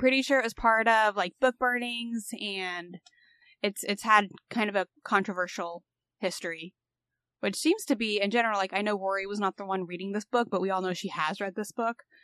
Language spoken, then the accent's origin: English; Indiana, United States; moved away; I'm from Indiana